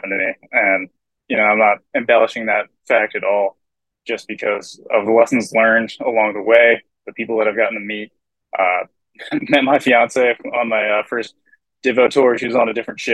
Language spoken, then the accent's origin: English; Southern Maryland, United States; I grew up in Southern Maryland near Pax River